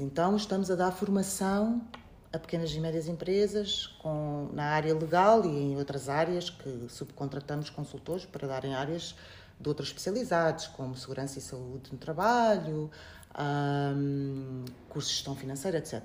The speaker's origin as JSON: {"language": "Portuguese", "country": "Portugal", "tie": "born or raised there", "also_born_or_lived": "Beira, Mozambique / Coimbra, Portugal", "moved": "as an adult", "lives_now": "Mozambique", "said": "nasci na Beira, fui muito cedo, com 4 anos, para Portugal"}